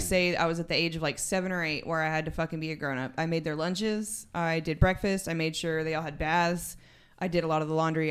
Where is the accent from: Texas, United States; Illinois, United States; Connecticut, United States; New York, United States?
Texas, United States; San Angelo; moved away as an adult; also born or lived in Germany; now in West Odessa, United States; I am actually from San Angelo, Texas